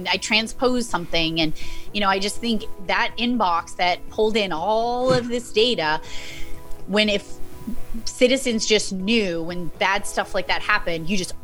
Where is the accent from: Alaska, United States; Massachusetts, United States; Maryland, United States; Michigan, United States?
Massachusetts, United States; my home state